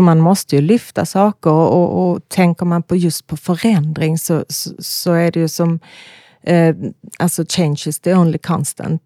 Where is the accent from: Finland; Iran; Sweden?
Sweden; Malmö, Skåne; Jag är från Malmö, mm. bor i Malmö